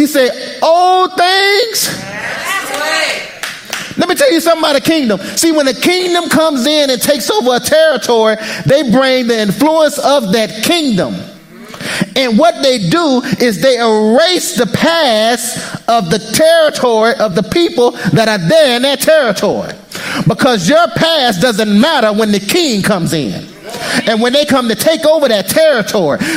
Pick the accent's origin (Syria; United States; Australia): United States; as an American, I'm an American citizen